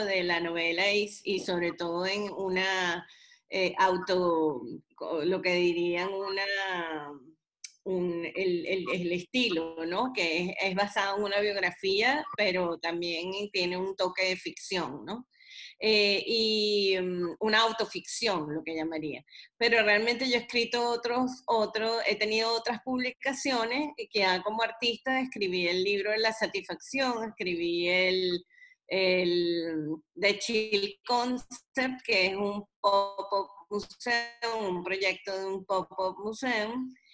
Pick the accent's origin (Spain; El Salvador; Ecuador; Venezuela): Venezuela; now in United States; yo soy venezolana, pero también soy americana